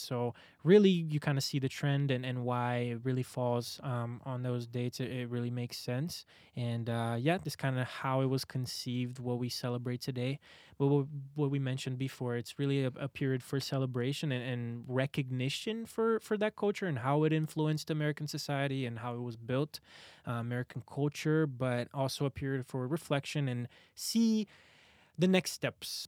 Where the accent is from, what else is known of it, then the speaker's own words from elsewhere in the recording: Brazil; now in Arizona, United States; I'm from Brazil